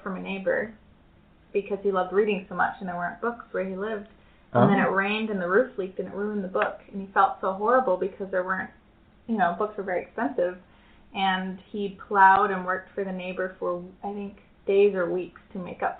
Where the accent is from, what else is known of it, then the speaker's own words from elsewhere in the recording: Germany; born there; I am 25 years old, and I was born in Germany to a German mother and American father.